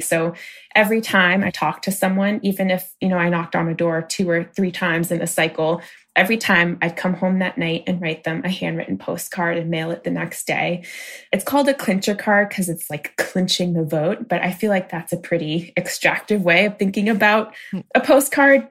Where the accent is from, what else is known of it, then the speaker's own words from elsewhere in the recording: Maine, United States; I grew up in a small rural town in Maine, a town of about 1,600 people.